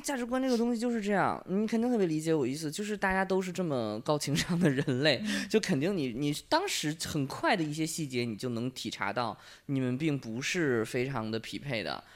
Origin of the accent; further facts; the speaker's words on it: Beijing, China; 我是北京的，一直没有离开过这个城市